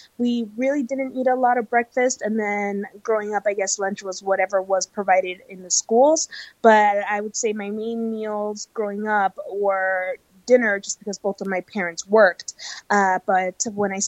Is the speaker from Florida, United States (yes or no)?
yes; Miami, Florida, United States; now in Salt Lake City, United States; I was born and raised in Miami.